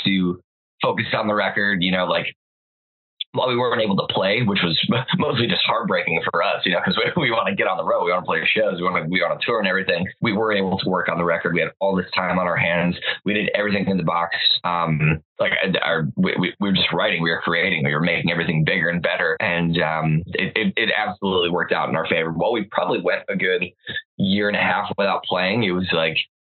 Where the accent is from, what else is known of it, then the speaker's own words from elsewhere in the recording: Chicago, Illinois, United States; moved away as an adult; now in Los Angeles, United States; I had just moved to Los Angeles from my hometown of Chicago